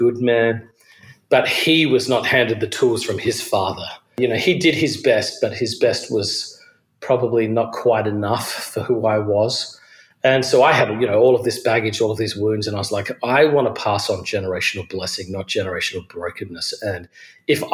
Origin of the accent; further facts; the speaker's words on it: Adelaide, South Australia, Australia; moved away as an adult; also born or lived in Georgia, United States; now in New York City, United States; I'm originally from Australia. I grew up in a city called Adelaide.